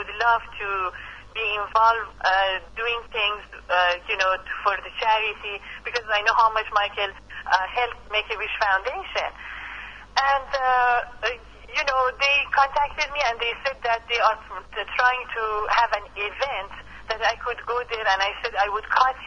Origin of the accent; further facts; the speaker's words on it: Iran; English is a second language; moved away as an adult; now in Las Vegas, United States; About being Iranian, I have to say that I'm very proud. I never hide my you know, originality. I cannot lose my accent for sure